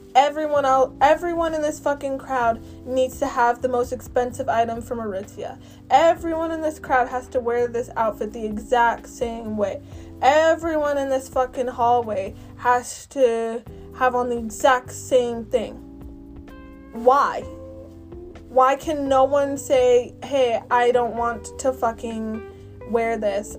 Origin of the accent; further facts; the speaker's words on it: Canada; I'm from Canada.